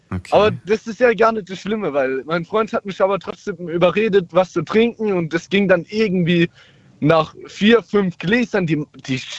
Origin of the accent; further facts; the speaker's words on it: Mannheim, Baden-Württemberg, Germany; ich komme aus Mannheim. Ich bin jetzt 19 und mache in ein paar Monaten mein Abi zu Ende.